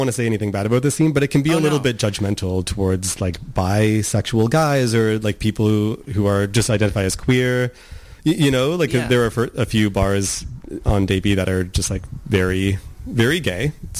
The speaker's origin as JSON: {"language": "English", "town": "Nanaimo", "region": "British Columbia", "country": "Canada", "tie": "born or raised there", "said": "Like, I didn't really have any like gay role models growing up in Nanaimo at that time."}